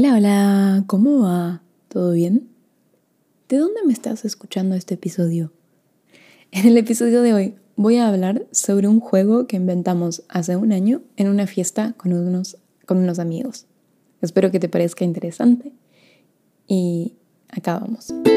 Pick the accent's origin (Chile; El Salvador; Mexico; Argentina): Argentina; moved away as an adult; also born or lived in Norway / Sweden / United States; yo nací en Argentina, pero viví un año y medio en Noruega, dos años en Suecia, diez meses en Estados Unidos